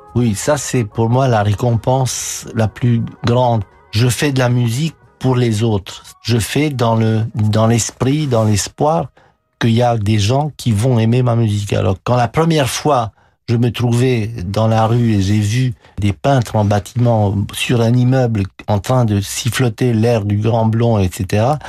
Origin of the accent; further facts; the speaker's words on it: Romania; moved away as an adult; now in France; ma vie en Roumanie, était un martyr